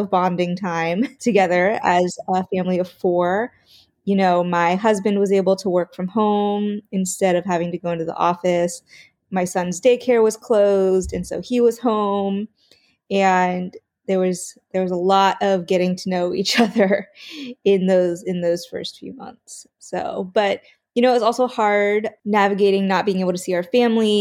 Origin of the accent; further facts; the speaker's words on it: rural Pennsylvania, United States; moved away as an adult; also born or lived in South Korea; now in Baltimore, United States; I was adopted when I was 7 months old and raised in rural Pennsylvania, and I now live in Baltimore